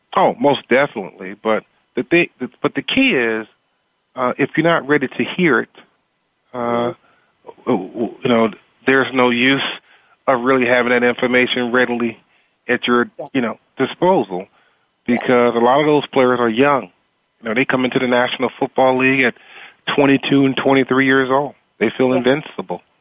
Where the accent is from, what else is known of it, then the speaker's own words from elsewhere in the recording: Eastern North Carolina, United States; growing up in Eastern North Carolina, uh, in a very socially and economically deprived area